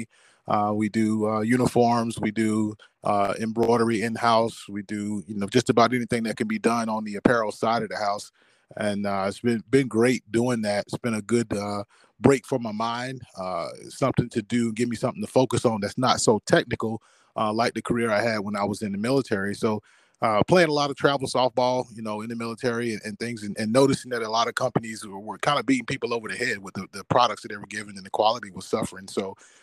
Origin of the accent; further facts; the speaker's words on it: Abbeville, South Carolina, United States; moved away; where I came from and how much I got from the community that I grew up in Abbeville.